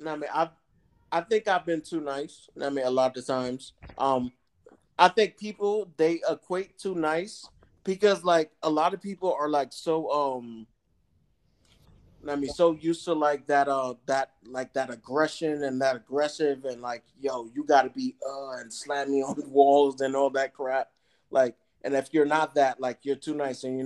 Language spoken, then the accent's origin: English; New York, United States; now in Atlanta, United States; I'm … from New York, live in Atlanta